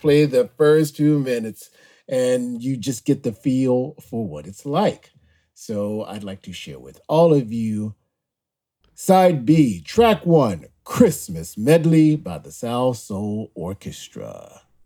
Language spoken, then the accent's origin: English; Greenville, Mississippi, United States; I was born and raised in Greenville, Mississippi